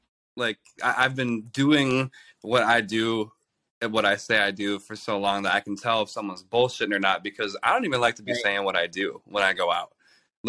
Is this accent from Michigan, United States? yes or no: yes; Detroit, Michigan, United States; now in Los Angeles, United States; I'm from Detroit, And everyone is real as hell where I'm from.